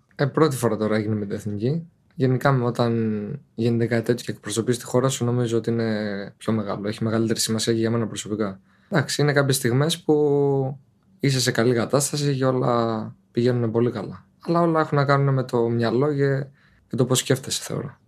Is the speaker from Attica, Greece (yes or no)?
no; Petri, Peloponnese, Greece; moved away as an adult; now in Turkey; Το χωριό μου λέγεται Πετρή Νεμέας. Είναι από την Νεμέα 10 λεπτά